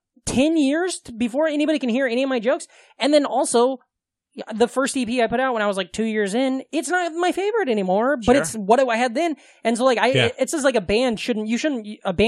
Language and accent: English; Omaha, Nebraska, United States; moved away; also born or lived in Des Moines; I grew up right outside of Omaha